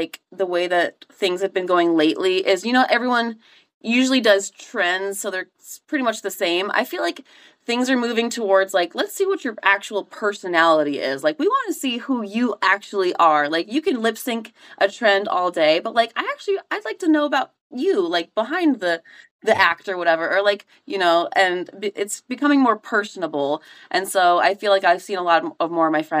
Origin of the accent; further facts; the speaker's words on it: Crested Butte, Colorado, United States; moved away as an adult; also born or lived in Arizona; now in Virginia, United States; I grew up in Crested Butte. I grew up skiing and snowboarding.